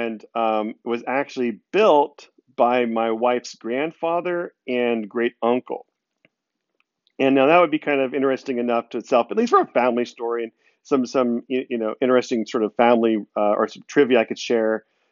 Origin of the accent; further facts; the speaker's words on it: Texas, United States; I'm the Texan in the group